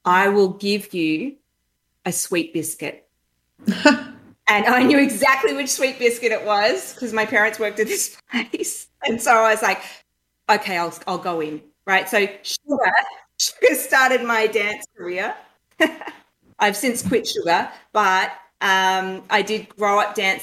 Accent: northeast Victoria, Australia; moved away; So very small country town in northeast Victoria.

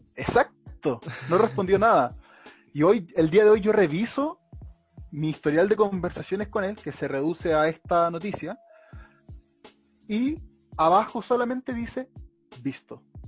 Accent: Melipilla, Santiago Metropolitan Region, Chile; una página melepillana de mi ciudad natal

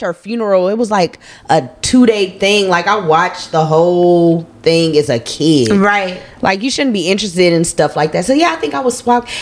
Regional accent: Minnesota, United States; I'm a girl from Minnesota.

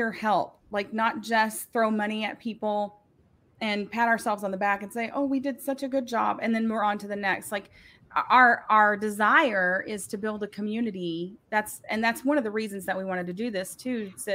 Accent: the South, United States; we're from the South

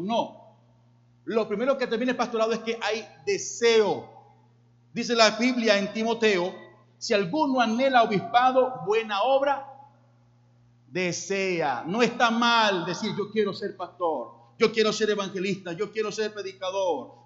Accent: Llanero, Los Llanos, Venezuela; me decían … porque hablaba demasiado rápido como buen llanero

